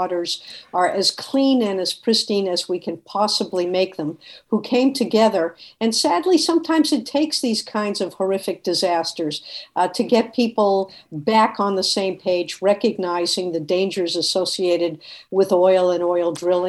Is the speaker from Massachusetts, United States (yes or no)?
yes; Boston, Massachusetts, United States; Well, you know, I came from a family that had immigrated from Eastern Europe one or two generat